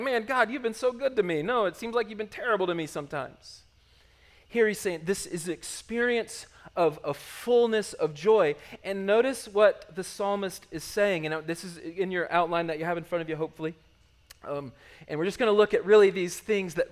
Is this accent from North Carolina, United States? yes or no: yes; Charlotte, North Carolina, United States; born or raised there; moved away as an adult